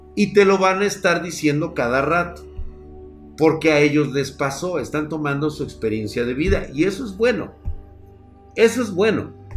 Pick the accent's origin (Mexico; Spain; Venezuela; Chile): Mexico